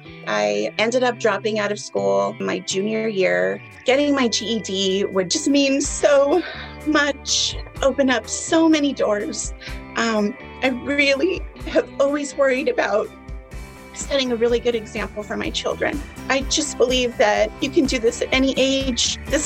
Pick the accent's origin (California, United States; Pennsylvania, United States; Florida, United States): California, United States; San Diego; I am from San Diego, California.